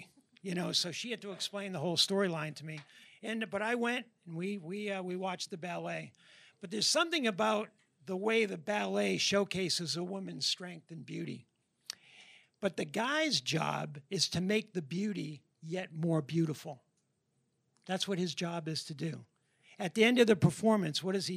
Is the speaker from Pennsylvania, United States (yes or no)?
no; New Hampshire, United States; moved away as an adult; also born or lived in Boston area; now in Tennessee, United States; We're from New Hampshire originally.